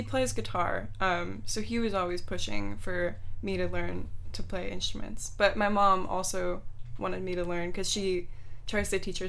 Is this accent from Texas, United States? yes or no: yes; Texas, United States; born there; now in San Mateo, United States; I mean, I was born in Texas, but I didn't start playing sports really till I got here.